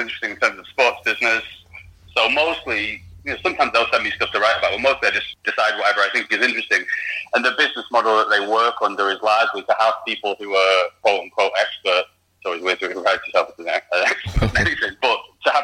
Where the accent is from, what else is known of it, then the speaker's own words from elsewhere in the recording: Rochdale, North West England, United Kingdom; I'm from Rochdale.